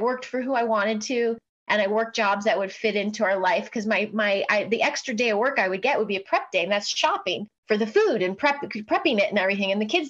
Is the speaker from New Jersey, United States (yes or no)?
no; Chicago, Illinois, United States; Mostly Chicago. Yeah. Okay. I started in the industry in Chicago.